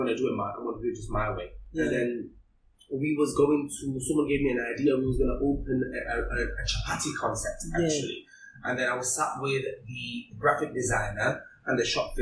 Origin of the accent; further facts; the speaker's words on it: Hong Kong; moved away; also born or lived in Pakistan (father's origin); I was born in Hong Kong